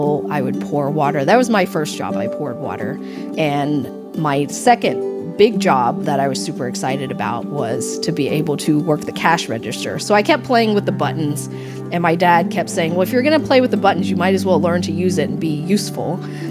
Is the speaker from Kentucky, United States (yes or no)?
yes; Frankfort, Kentucky, United States; also born or lived in Lexington, Kentucky; I was born in Lexington. I grew up in Frankfurt, the capital, which is about half an hour away